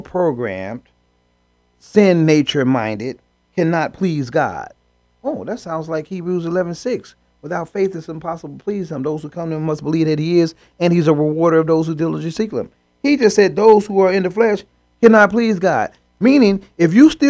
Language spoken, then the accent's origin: English; United States; I was born in the United States of America